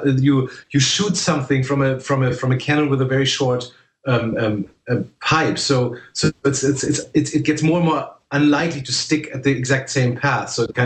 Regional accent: Germany; I was one of the first people in my hometown in Germany who used a computer.

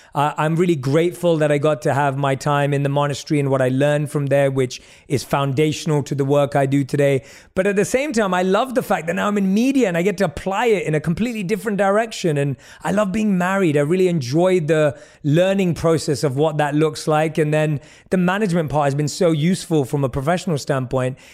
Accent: London, United Kingdom; I was born and raised in London

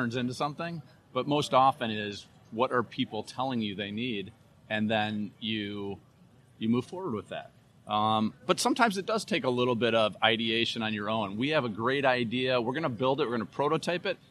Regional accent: Madison, Wisconsin, United States; now in Minnesota, United States; I grew up in Wisconsin. I'm from Madison

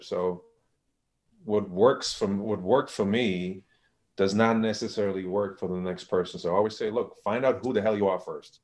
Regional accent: Germany; moved away; I'm from Germany.

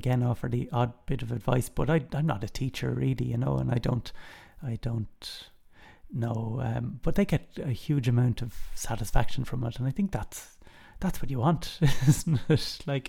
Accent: Dublin, County Dublin, Ireland; In Knocklyon and Rathfarnham in Dublin.

